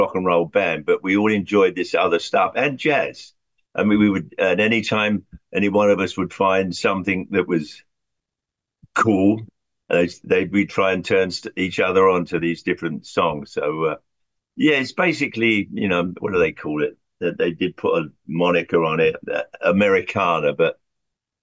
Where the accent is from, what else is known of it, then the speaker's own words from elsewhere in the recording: London, United Kingdom; now in Long Island, United States; I grew up in Southwest London, Hounslow.